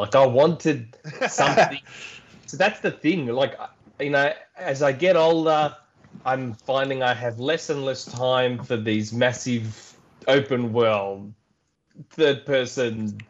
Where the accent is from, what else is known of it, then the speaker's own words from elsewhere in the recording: Australia; We're Australian.